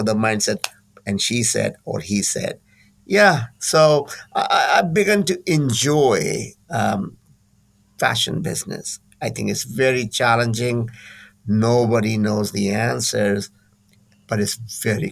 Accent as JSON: {"language": "English", "country": "India", "tie": "born or raised there", "moved": "yes", "lives_now": "California, United States", "said": "I'm from India"}